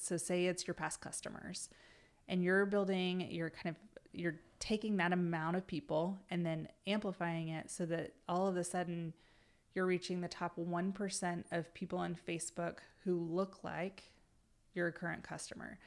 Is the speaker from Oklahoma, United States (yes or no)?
yes; Pawnee, Oklahoma, United States; I grew up in Pawnee, which is a really tiny town up by Stillwater.